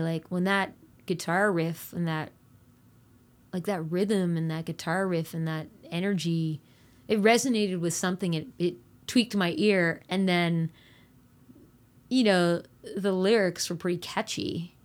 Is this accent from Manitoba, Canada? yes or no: no; New Brunswick, Canada; I grew up in New Brunswick